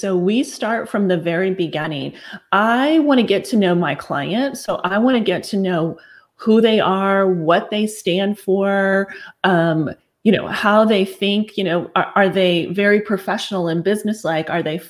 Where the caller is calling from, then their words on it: McKinney, Texas, United States; I'm calling in from McKinney, Texas, which is just north of the Dallas-Fort Worth area.